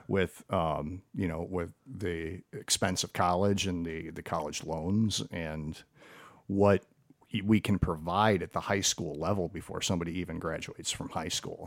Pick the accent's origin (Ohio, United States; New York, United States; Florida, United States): Ohio, United States; Perrysburg; I grew up here and, uh, went to Frank Elementary before Woodland Elementary was built